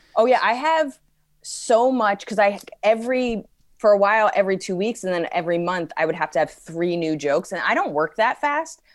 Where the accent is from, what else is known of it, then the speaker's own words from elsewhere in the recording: United States; being an American